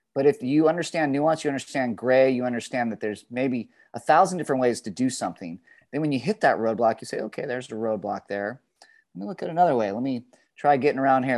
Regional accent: Dana Point, California, United States; also born or lived in Berkeley; my hometown of Dana Point

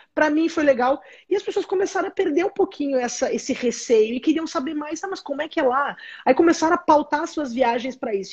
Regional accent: Caxias do Sul, Rio Grande do Sul, Brazil; moved away as an adult; also born or lived in São Marcos / Florianópolis; eu sou do Rio Grande do Sul, sou nascida em São Marcos, no interior, na Serra Gaúcha, cresci em Caxias do Sul

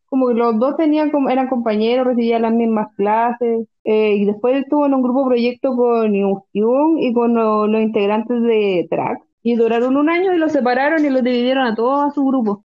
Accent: Concepción, Biobío, Chile; soy de Concepción

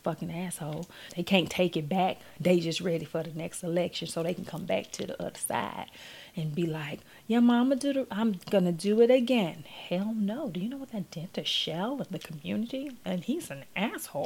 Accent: Gulfport, Mississippi, United States; I'm from Gulfport

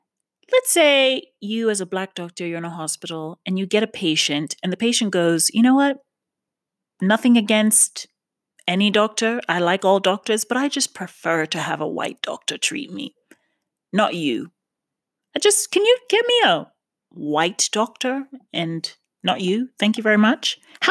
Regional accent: New York, United States; now in West Hollywood, United States; Yes, I'm from New York. Yes, but obviously have lived in West Hollywood for half a decade. So I still identify with Los Angeles.

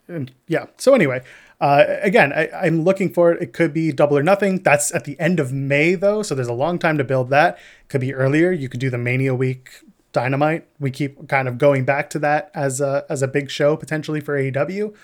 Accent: Canada; we're Canadian

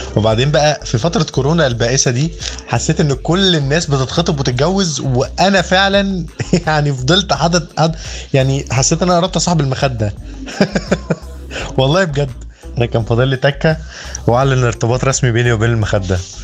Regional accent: Egypt; احنا مصريين

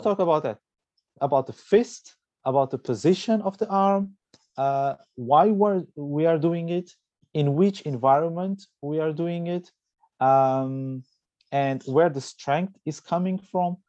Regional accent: Portugal; I'm originally from Portugal

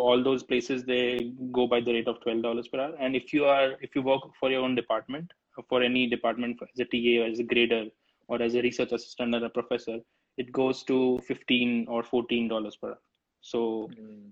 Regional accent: Ahmedabad, Gujarat, India; moved away as an adult; now in United States; I'm from Gujarat, man. I'm from Ahmedabad, Gujarat

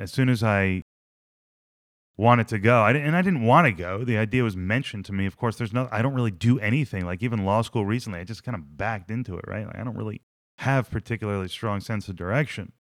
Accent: New Jersey, United States; I'm from New Jersey.

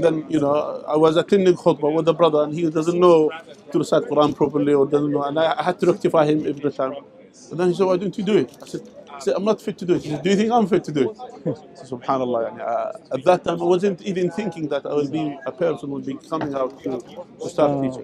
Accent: Jordan; moved away as an adult; also born or lived in Saudi Arabia; I am originally from Jordan, mm. uh, from the tribes of Jordan

